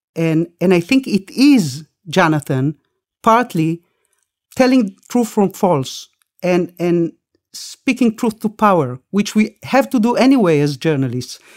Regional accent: Israel; also born or lived in Argentina; I wasn't born in this country. I, we made Aliyah. We came to Israel from Argentina when I was six with my parents

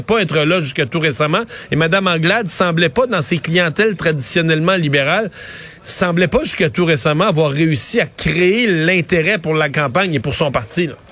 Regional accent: Bas-Saint-Laurent, Quebec, Canada; Chez nous, dans le Bas-Saint-Laurent

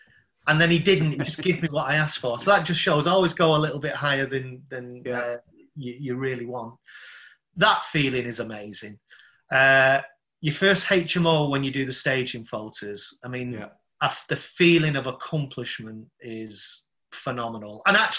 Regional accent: London, United Kingdom; Yeah, Southeast London.

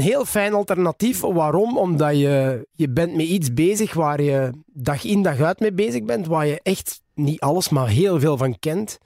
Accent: Ninove, Flanders, Belgium; Ik ben geboren in Ninove. Geboren en getogen. Ik woon er nog altijd.

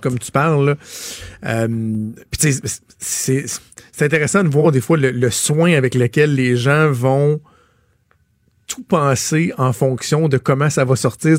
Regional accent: Quebec, Canada

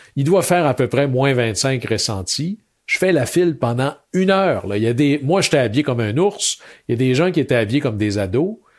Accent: Chicoutimi, Quebec, Canada; je venais de Chicoutimi

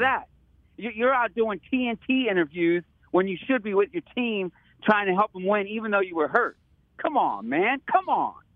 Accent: Detroit, Michigan, United States; now in Walnut Creek, United States; I'm born and raised in Detroit, Michigan. Live out here in Walnut Creek, loving the Bay

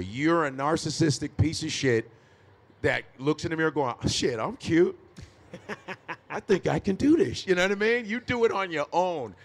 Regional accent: Chicago, Illinois, United States; born or raised there

